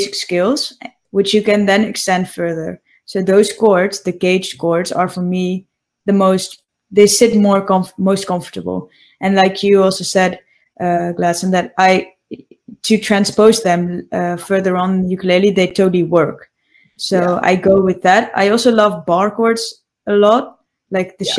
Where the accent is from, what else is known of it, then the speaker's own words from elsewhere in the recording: Netherlands; I grew up in the Netherlands and I was born and raised here